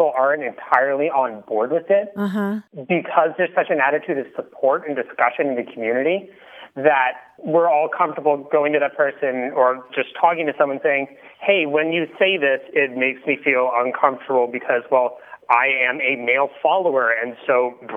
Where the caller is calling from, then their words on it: Burlington, Vermont, United States; I'm calling from Burlington, Vermont